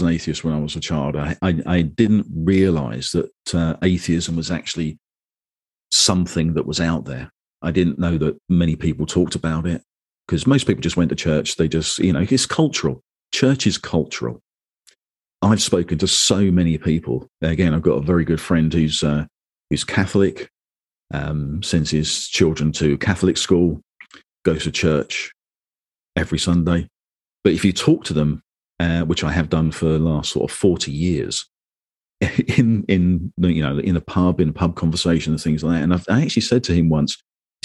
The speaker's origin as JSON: {"language": "English", "region": "London", "country": "United Kingdom", "tie": "born or raised there", "said": "I was born in London into the Church of England"}